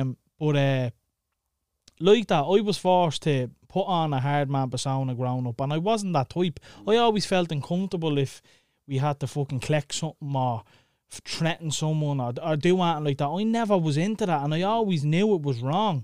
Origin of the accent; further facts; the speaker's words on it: Dublin, Leinster, Ireland; growing up in Clondalkin